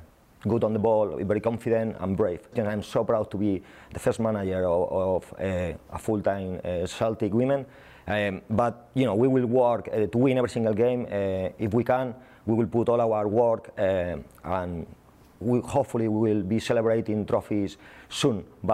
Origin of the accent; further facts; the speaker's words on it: Spain; accent: Spanish; English is a second language; moved away as an adult; I'm Spanish, as you can see with my accent.